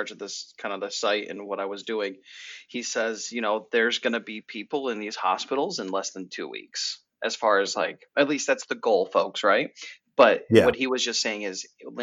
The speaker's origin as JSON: {"language": "English", "region": "New York", "country": "United States", "said": "as a New Yorker"}